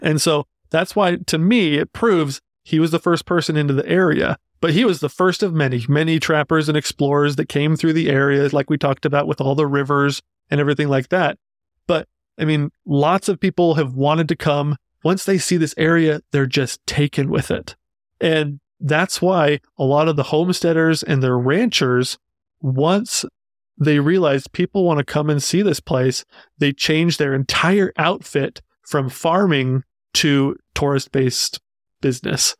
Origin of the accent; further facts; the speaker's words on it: Utah, United States; we're from Utah